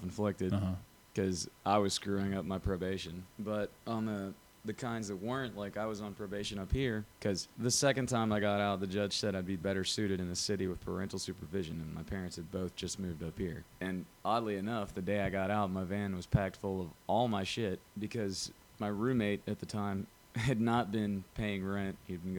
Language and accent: English; Birmingham, Alabama, United States; born there; I was born in Birmingham. I lived in Auburn for about 12 years.